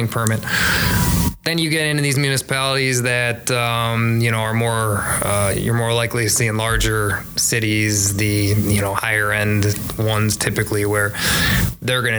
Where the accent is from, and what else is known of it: Chicago, Illinois, United States; also born or lived in DeKalb, Illinois